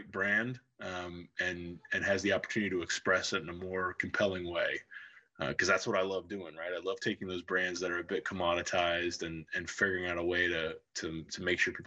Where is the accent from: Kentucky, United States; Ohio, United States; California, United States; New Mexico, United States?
Ohio, United States; Cincinnati; also born or lived in Loveland, Ohio; I grew up in Cincinnati, Ohio